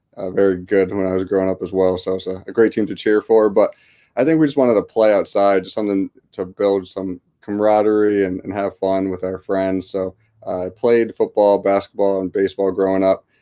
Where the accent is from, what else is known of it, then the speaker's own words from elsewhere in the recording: West Hartford, Connecticut, United States; I grew up in West Hartford, Connecticut, uh, born and raised